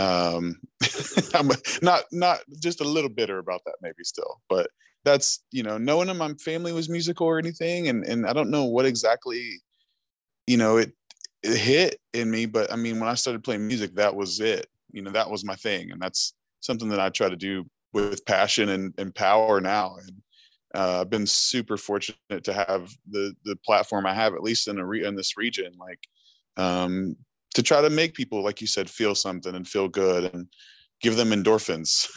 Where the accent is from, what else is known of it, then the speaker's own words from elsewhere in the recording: Chesapeake, Ohio, United States; also born or lived in Huntington, West Virginia; I'm actually from Chesapeake, Ohio